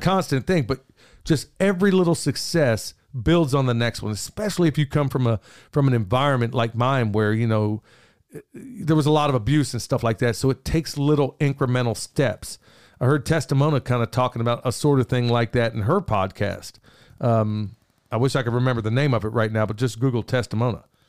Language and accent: English; Oklahoma City, Oklahoma, United States; moved away; I grew up in South Oklahoma City